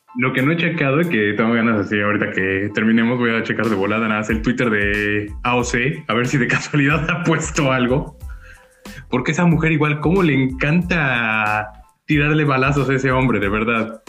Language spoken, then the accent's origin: Spanish; Puebla, Mexico; como poblanos